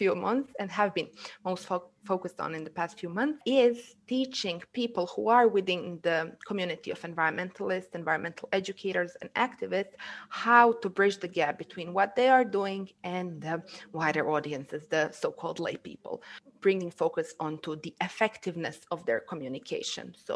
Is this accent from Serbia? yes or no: no; Ulcinj, Ulcinj Municipality, Montenegro; English is a second language; moved away as an adult; now in Podgorica, Montenegro; I'm from Olcin, from the Montenegrin seaside, currently living in Podgorica, the capital city.